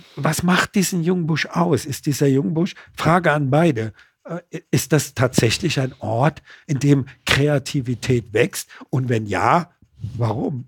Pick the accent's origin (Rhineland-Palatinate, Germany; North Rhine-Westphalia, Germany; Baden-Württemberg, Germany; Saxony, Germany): Baden-Württemberg, Germany; Mannheim; darf ich als gebürtiger Mannheimer sagen